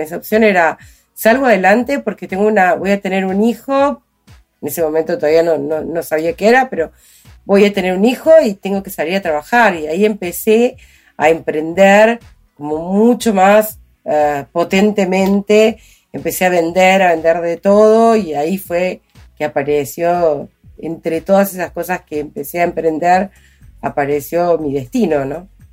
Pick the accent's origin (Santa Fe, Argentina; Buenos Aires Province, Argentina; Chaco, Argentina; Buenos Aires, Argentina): Chaco, Argentina; moved away as an adult; also born or lived in Córdoba, Argentina / Corrientes, Argentina / Resistencia, Argentina; nací en Córdoba, criada en el Chaco